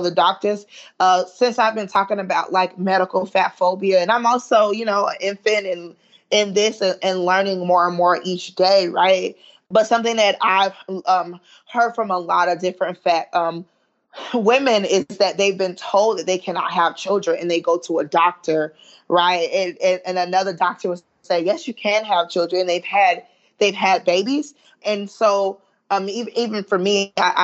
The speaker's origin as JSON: {"language": "English", "region": "Southern", "country": "United States", "accent": "Southern Ebonics / African-American Vernacular English", "first_language": "Southern Ebonics (African-American Vernacular English)", "said": "my first language is, you know, Southern Ebonics. And like, you know, I'm very proud of speaking African-American vernacular English"}